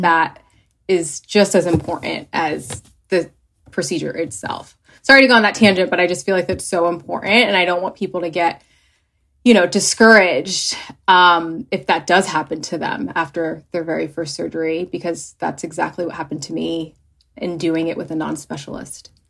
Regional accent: New Jersey, United States; moved away as an adult; also born or lived in Philadelphia; now in Los Angeles, United States; I am originally from New Jersey.

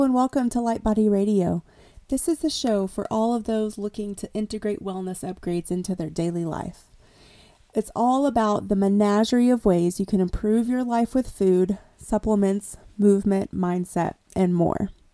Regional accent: East Tennessee, United States; now in Sierra Mountains, United States; I grew up in East Tennessee and it's still one of my favorite times to go back home

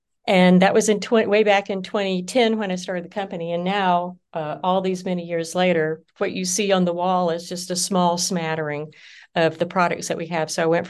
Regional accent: Deep South, United States; also born or lived in Oklahoma; I'm Southern by birth. Well, that's not true. I was born in Oklahoma, but I grew up in the South, in the Deep South, in the Jimmy Carter South.

